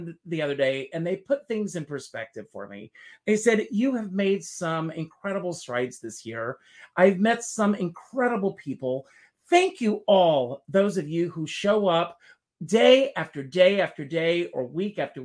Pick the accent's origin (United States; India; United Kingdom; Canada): United States; South Carolina; moved away; South Carolina, my home state